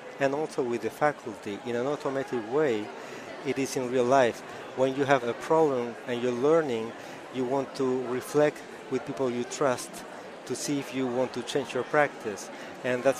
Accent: Montevideo, Uruguay; I'm from Uruguay in South America, Montevideo, the capital

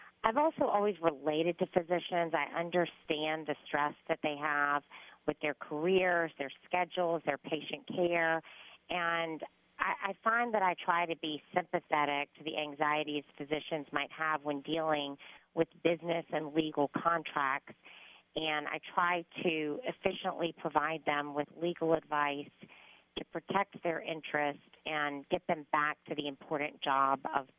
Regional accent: Macon, Georgia, United States; I was born and raised in Macon, Georgia, to a family of medical providers.

